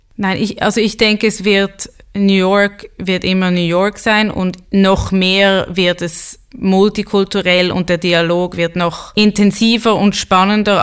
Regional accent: Switzerland; ich bin halb Schwedin und bin in der Schweiz geboren, war oft in Schulen, wo ich die einzige Jüdin war

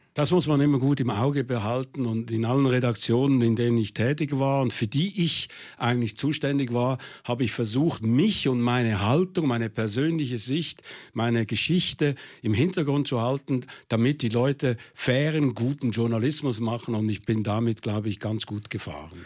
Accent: Switzerland; ich als Schweizer Panzersoldat

